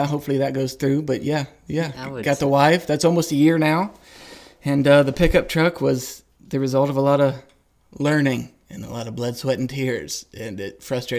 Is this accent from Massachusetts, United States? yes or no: no; Ohio, United States; now in Austin, United States; I grew up in Ohio